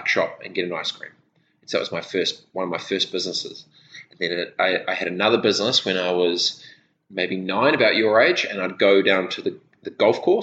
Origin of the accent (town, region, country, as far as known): Christchurch, Canterbury, New Zealand; born or raised there; also born or lived in Dargaville, New Zealand / Fiji